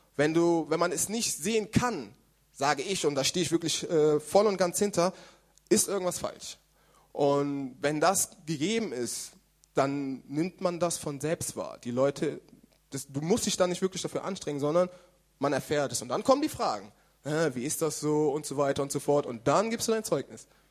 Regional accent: Germany; now in Karlsruhe, Germany; Ich bin in Deutschland geboren

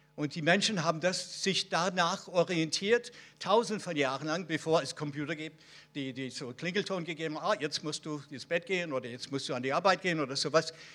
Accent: Israel; Bei uns in Israel

